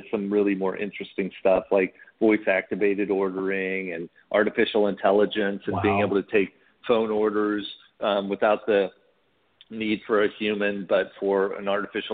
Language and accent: English; Indiana, United States; now in Dallas, United States; being a kid, I grew up in Indiana